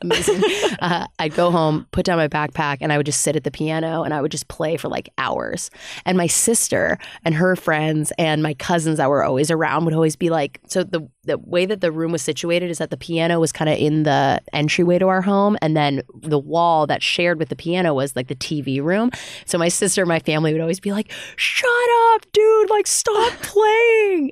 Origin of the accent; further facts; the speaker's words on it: Bay Area, California, United States; now in Los Angeles, United States; I'm from the Bay Area of California originally